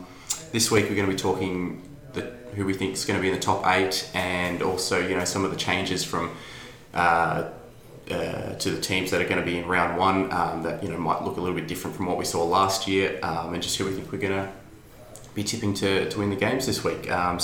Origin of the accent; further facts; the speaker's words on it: Canberra, Australian Capital Territory, Australia; moved away; also born or lived in Adelaide; I'm not born in Sydney. I was born in Adelaide, actually. Grew up in Canberra.